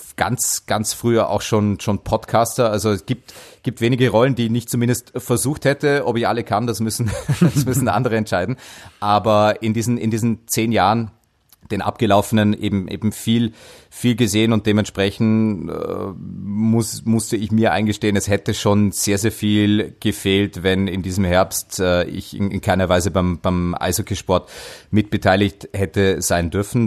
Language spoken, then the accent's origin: German; Dornbirn, Vorarlberg, Austria; in meine Heimat. Dornbirn